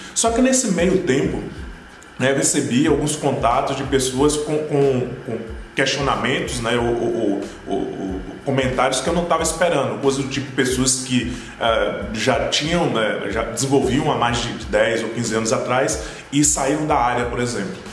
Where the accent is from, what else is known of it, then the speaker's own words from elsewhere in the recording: Brazil; first language Portuguese; Aqui no Brasil, como o Brasil é muito grande, né? Existe uma, uma, questão cultural, né? tanto em relação ao porte do país, quanto em relação à língua da gente, né? pelo fato da gente falar português